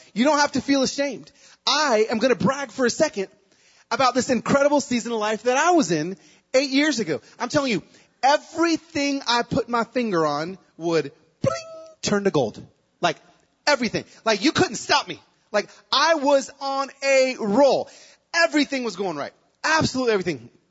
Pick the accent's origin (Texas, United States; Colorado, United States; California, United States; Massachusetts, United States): California, United States; Pico Rivera; moved away; also born or lived in Nashville, Tennessee; I was born in Pico Rivera in East Los Angeles